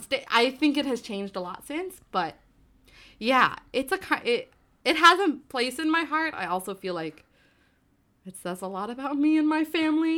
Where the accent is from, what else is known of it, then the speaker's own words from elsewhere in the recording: New Jersey, United States; I grew up in New Jersey